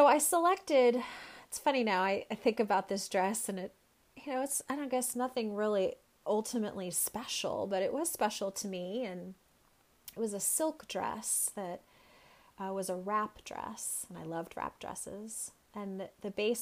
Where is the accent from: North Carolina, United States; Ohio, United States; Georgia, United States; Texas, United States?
Texas, United States; Dallas; now in Boston, United States; Dallas, where I grew up